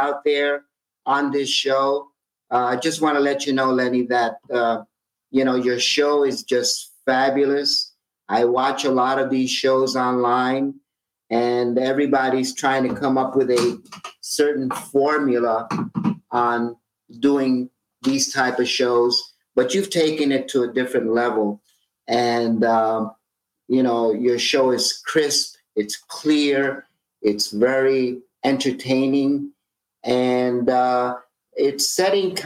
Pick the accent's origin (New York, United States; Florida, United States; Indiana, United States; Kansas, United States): New York, United States; New York City; when I was a teenager growing up in East Harlem in Manhattan